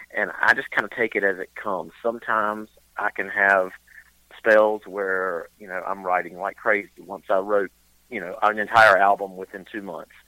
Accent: eastern North Carolina, United States; also born or lived in Charlotte, North Carolina / Boone, North Carolina; born and raised in North Carolina, grew up in uh, eastern North Carolina

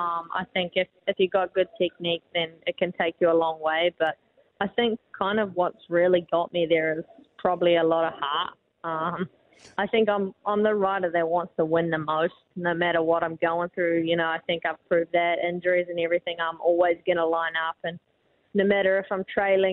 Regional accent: Dunedin, Otago, New Zealand; I'm from Dunedin. I was born and raised here.

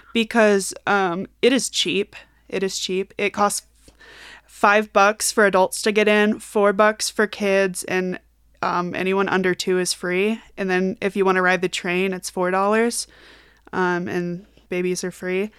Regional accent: Kansas City, United States; now in Denver, United States; when I was a kid and I grew up in Kansas City

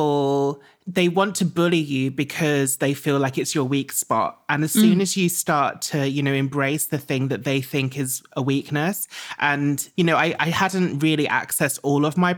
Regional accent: Essex, East of England, United Kingdom; I grew up in Essex.

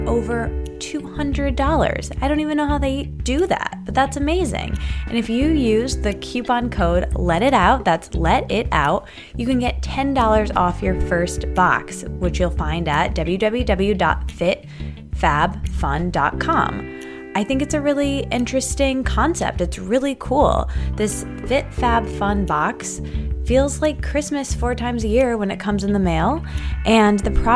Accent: Midwest, United States; I'm from the Midwest

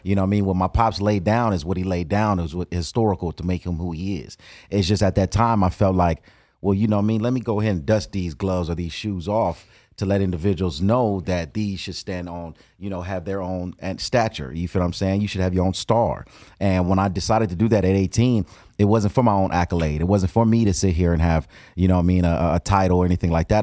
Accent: Compton, California, United States; born and raised in Compton.

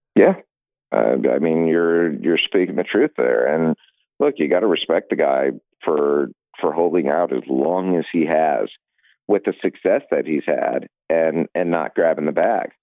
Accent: Cleveland, Ohio, United States; moved away; I grew up in Cleveland

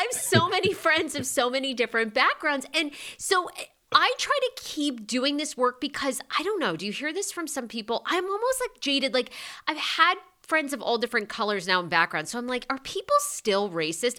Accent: Maine, United States; I grew up in Maine, which oddly was not very diverse

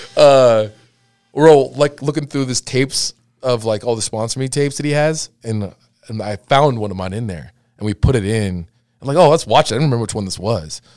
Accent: Laguna Hills, California, United States; I grew up skating in Laguna Hills

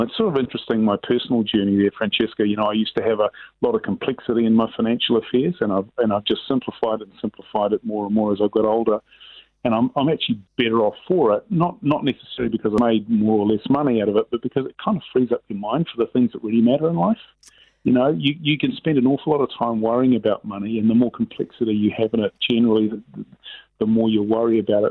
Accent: Auckland, New Zealand; I grew up in Sunnyvale in West Auckland

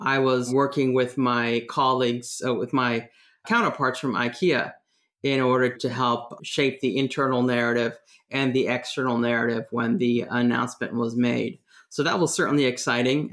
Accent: San Francisco Bay Area, California, United States; moved away as an adult; also born or lived in Washington, D.C.; I was living in the East Bay in the Bay Area. I was born in San Francisco.

